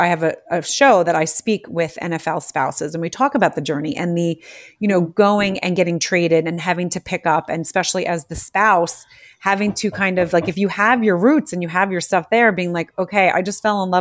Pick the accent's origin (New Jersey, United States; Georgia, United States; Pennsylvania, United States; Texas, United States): New Jersey, United States; outside Philadelphia; I grew up outside of Philadelphia. So on the Jersey side.